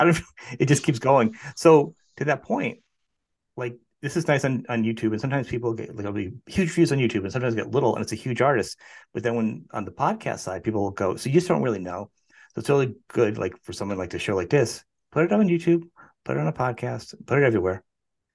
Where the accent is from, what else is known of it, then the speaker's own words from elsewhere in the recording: New England, United States; I come from New England